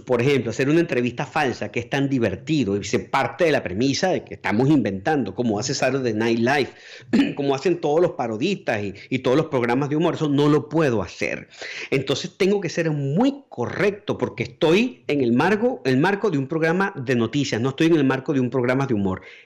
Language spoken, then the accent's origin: Spanish; Venezuela; moved away as an adult; yo puedo hablar como venezolano para todos los otros países o puedo hablar como venezolano para los venezolanos